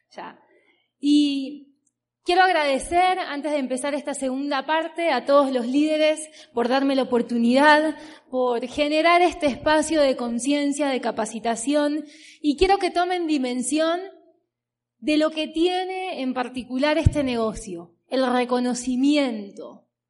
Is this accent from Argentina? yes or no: yes; Berazategui, Buenos Aires Province, Argentina; vengo de Argentina, como bien les dije, tengo 30 años. Trabajo desde los 16, 17 años aproximadamente. Vengo de una ciudad que se llama Verazategui